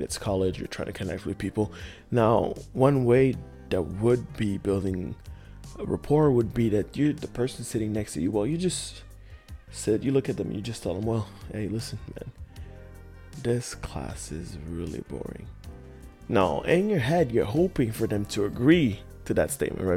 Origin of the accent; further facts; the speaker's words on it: Montreal, Quebec, Canada; I am from Montreal in Canada